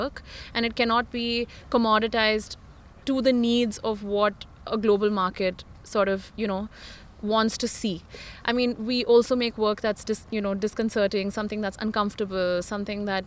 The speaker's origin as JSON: {"language": "English", "country": "India", "said": "as an Indian woman"}